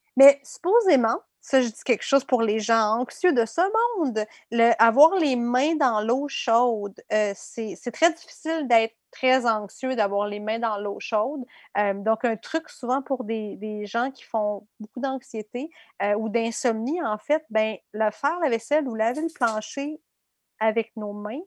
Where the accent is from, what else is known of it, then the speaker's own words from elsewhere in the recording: Abitibi, Quebec, Canada; moi, j'ai grandi en Abitibi